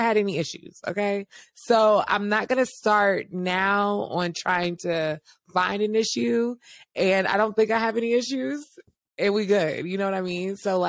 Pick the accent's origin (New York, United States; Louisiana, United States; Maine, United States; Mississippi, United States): Louisiana, United States; New Orleans; I'm from the south. I'm from Louisiana.